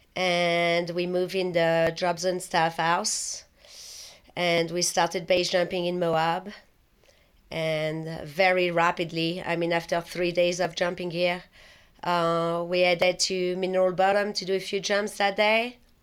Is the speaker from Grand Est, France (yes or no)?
no; Paris, Île-de-France, France; English is a second language; moved away as an adult; also born or lived in London, United Kingdom; now in United States; I was born in Paris, and I was born and raised there, and I was there all the way until my twenty-second or twenty-third birthday